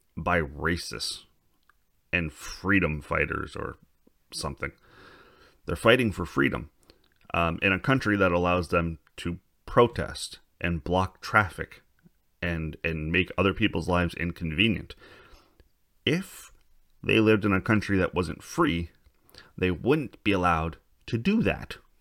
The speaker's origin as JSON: {"language": "English", "country": "Canada", "said": "we're Canadian"}